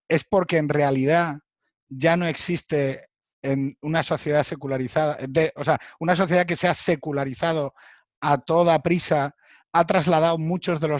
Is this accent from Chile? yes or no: no; Spain; Y al mismo tiempo soy español.